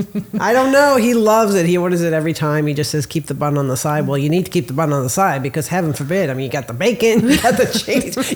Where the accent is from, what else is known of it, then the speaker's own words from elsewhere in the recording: New Jersey, United States; now in Florida, United States; growing up in New Jersey, like we had diners all over the place